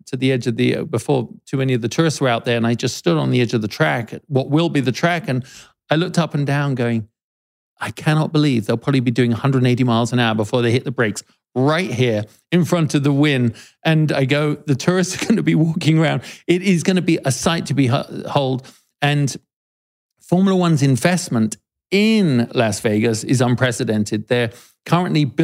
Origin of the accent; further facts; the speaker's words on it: United Kingdom; as a Brit